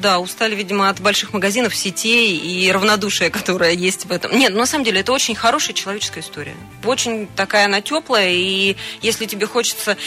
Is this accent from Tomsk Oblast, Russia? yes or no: yes; Tomsk, Tomsk Oblast, Russia; moved away as an adult; now in Krasnoyarsk, Russia; у нас на родине, в городе Томске